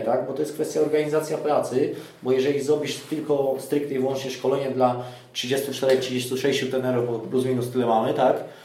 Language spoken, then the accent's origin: Polish; Greater Poland, Poland; urodziłem się w Wielkopolsce